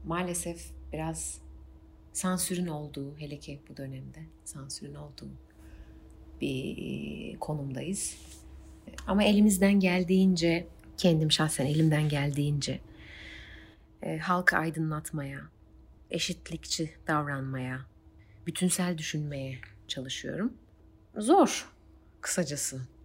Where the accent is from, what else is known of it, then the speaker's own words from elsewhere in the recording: Eskişehir, Turkey; 1993 Eskişehir'de doğdum